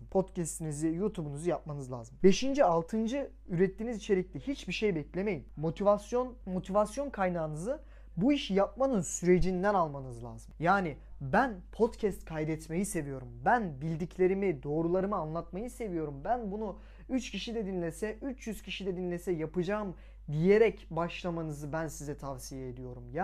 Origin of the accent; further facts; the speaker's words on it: Samsun, Turkey; Samsunluyum bu arada o yüzden iyi açık söylüyorum.